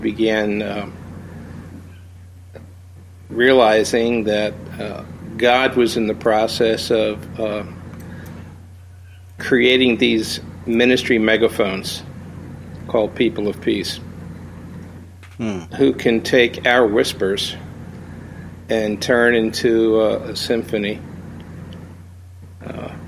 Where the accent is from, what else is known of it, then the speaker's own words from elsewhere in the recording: East Coast of the U.S., United States; also born or lived in Chicago area; now in Chicago, United States; We're from the East Coast of the U.S., but we have been out here